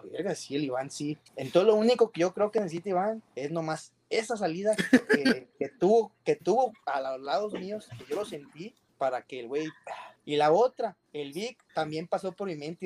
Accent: Durango, Mexico; now in Monterrey, Mexico; Soy de Durango, de la Sierra de Durango, allá de Novidad Durango, donde, donde casi es así, así le dicen polvideal

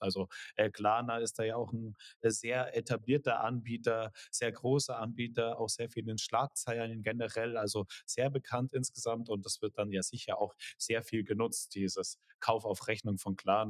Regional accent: Germany; wir als Deutsche

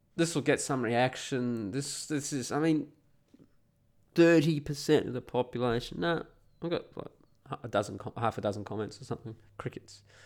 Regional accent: Perth, Western Australia, Australia; now in eastern Australia; I'm from Perth originally

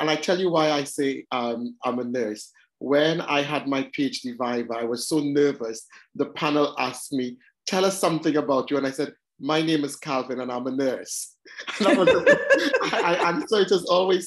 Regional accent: Trinidad & Tobago; now in London, United Kingdom; I was born and brought up in Trinidad. Trinidad and Tobago, this tiny little island, or twin island in the Caribbean.

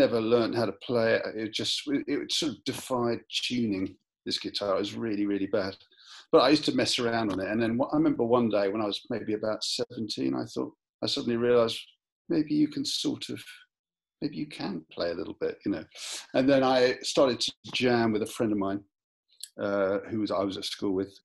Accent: London, United Kingdom; I was born in London

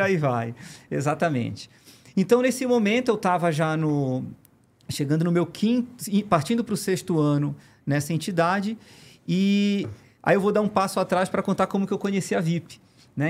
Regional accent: Pará, Brazil; moved away as an adult; also born or lived in Belém; now in São Paulo, Brazil; eu não sou daqui, eu sou do Pará

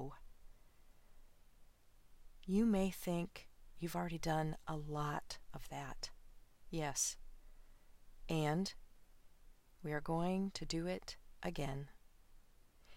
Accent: Midwest, United States; I grew up in the Midwest

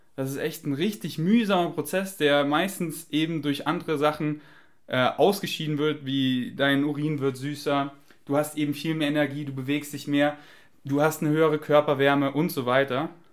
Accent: Germany; accent: German; mein deutscher Akzent

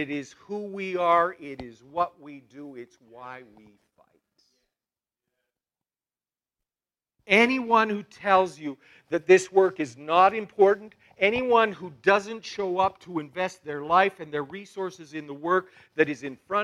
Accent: Balzac, Alberta, Canada; I come from Balzac

